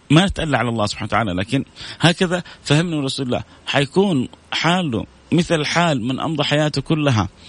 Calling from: Sweden; أنا من السويد ممكن تحدثنا عن الصبر على على على المصيبة

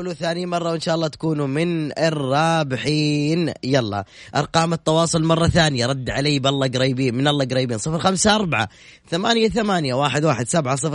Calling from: Taif, Makkah Province, Saudi Arabia; من الطائف

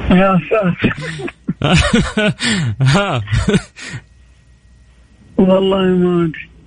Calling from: Jeddah, Makkah Province, Saudi Arabia; من جدة مين؟

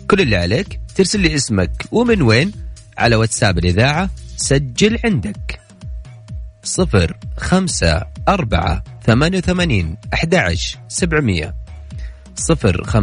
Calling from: Mecca, Makkah Province, Saudi Arabia; من مكة

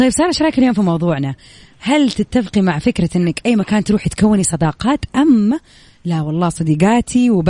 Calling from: Al-Ahsa, Eastern Province, Saudi Arabia; … الأحساء

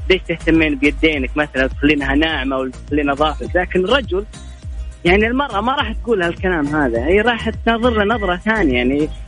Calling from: Rafha, Northern Borders Province, Saudi Arabia; آه، من رفحة

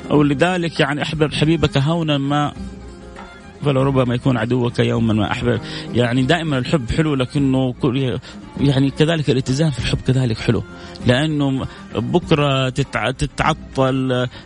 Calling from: Riyadh, Riyadh Province, Saudi Arabia; وانا جايكم من الرياض وقاعد اسمعك من التطبيق

